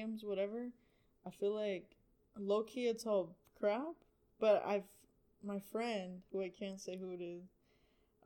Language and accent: English; United States; I was born here